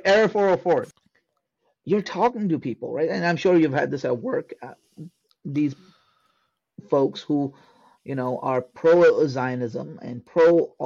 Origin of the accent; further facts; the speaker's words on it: Pakistan; I'm a Pakistani Sayyid of Sayyid descent, meaning I'm of Arab descent, of Hijazi descent